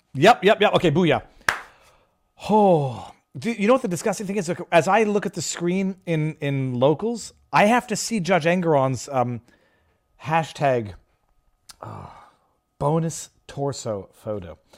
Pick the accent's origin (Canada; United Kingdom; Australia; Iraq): Canada; moved away; as a Canadian born person